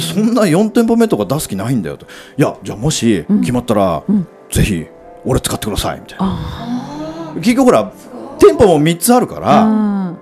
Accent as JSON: {"language": "Japanese", "town": "Hachioji", "region": "Tokyo", "country": "Japan", "tie": "born or raised there", "said": "僕の地元の八王子のお店なんですよ、僕は八王子の人間だった"}